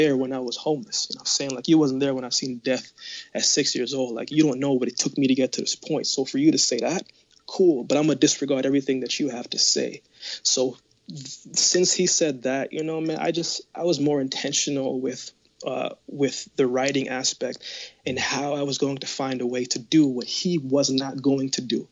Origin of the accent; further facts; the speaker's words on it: Jamaica; now in Canada; I was born in Jamaica. No, but I live in Canada.